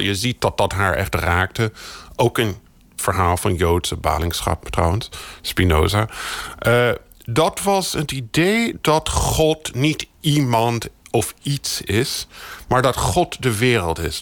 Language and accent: Dutch; United States; now in Netherlands; Ik ben in de Verenigde Staten opgegroeid.